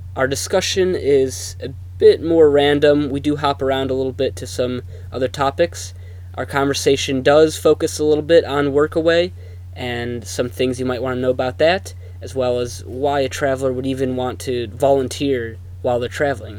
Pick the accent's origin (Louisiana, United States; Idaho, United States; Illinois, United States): Illinois, United States; Chicago; I'm from Chicago